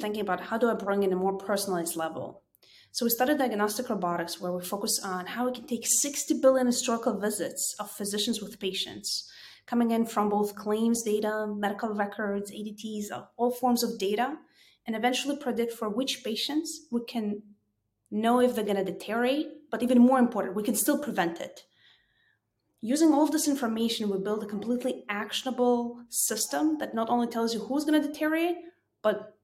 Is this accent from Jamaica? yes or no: no; Israel; also born or lived in Kyiv, Ukraine; I was born in Kiev, Ukraine, immigrated to Israel when I was about four